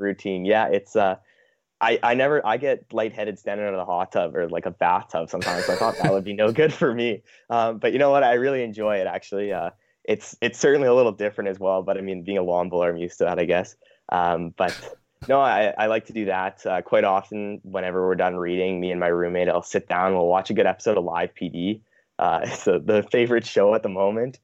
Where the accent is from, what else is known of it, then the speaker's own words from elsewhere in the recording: Manitoba, Canada; growing up in Manitoba